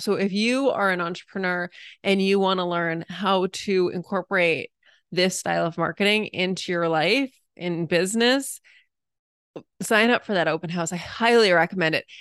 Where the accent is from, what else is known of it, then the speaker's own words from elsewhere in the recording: New England, United States; moved away; I'm originally a New Englander